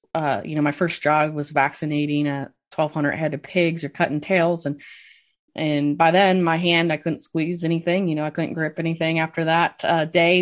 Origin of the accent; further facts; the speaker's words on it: Cass County, Southwest Michigan, United States; I grew up in Southwest Michigan on a mixed crop and swine operation